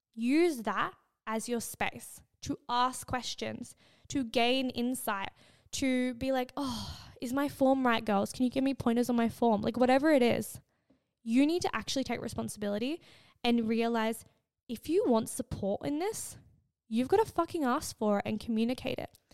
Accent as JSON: {"language": "English", "country": "Australia", "said": "I'm Australian and my English is fucking bad"}